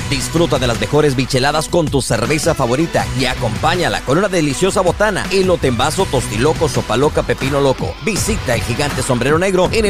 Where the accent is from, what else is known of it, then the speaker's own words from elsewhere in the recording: Mexico; now in Tyler, United States; la gastronomía peruana tiene un platillo que nosotros como mexicanos y latinos también disfrutamos mucho